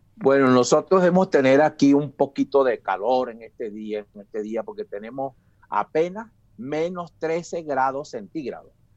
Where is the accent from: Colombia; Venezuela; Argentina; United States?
Venezuela; moved away as an adult; now in Calgary, Canada; allá en mi país, Venezuela